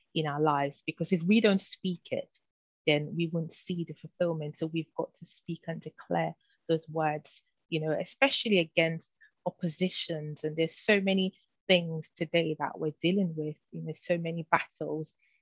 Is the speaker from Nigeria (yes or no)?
yes; Nigeria; also born or lived in United Kingdom / London; now in Florida, United States; I'm a British Nigerian. So I was born in the UK, but really raised in Nigeria, and then back to the UK where I spend most of my lifetime actually.